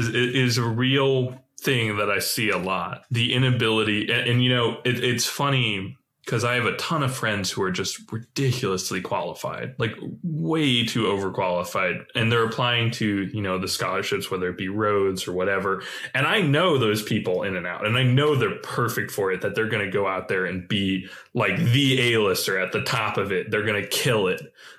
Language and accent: English; China; I went to China. I grew up in China. You know, I went and studied at like a local school, and that's appealing.